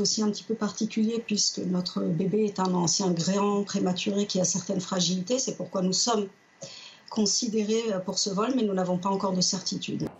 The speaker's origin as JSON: {"language": "French", "country": "France", "said": "je réside en France, je suis française"}